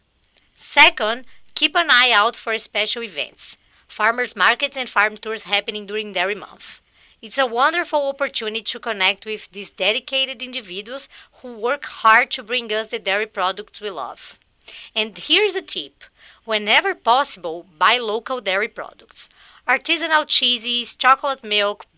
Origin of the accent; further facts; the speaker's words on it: Minas Gerais, Brazil; also born or lived in Southwest New York; now in United States; I was born in Minas Gerais, the largest dairy-producing state in Brazil.